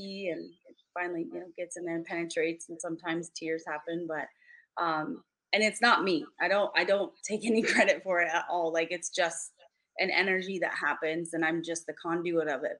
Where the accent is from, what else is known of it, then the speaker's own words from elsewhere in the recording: Chicago, Illinois, United States; also born or lived in California; But I'm from Chicago too. Like I was born in Chicago, raised here.